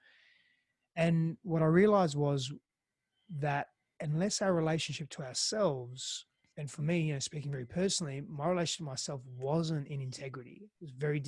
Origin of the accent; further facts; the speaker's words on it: Australia; accent: Australian; first language Greek; English is a second language; moved away as an adult; also born or lived in Greece / Italy; now in Austin, United States; I'm an Australian. Can you sort of tell there? I've got a different accent. And, but I also lived in Greece and Italy because I'm half Greek, half Italian. So I spent most of my life, at the beginning of my life, in Greece. My first language was Greek, and coming to Australia was very foreign for me.